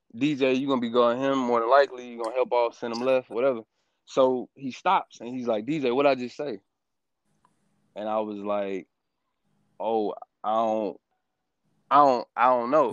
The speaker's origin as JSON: {"language": "English", "town": "Stone Mountain", "region": "Georgia", "country": "United States", "tie": "born or raised there", "said": "I'm from Stone Mountain, Georgia, man. Born, Mar- well, not born, but raised"}